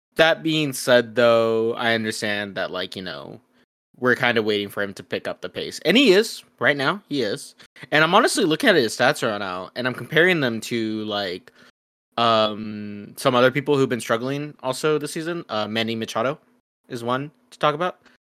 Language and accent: English; Mexico; we're both from Mexico